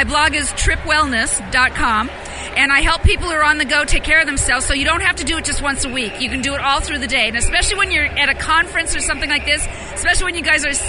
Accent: San Diego, California, United States; I'm from San Diego, California. We have yoga studios on almost every corner.

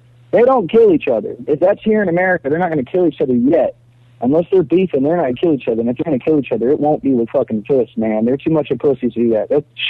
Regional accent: Granbury, Texas, United States; also born or lived in Queens, New York; now in New York, United States; I'm from Granbury originally.

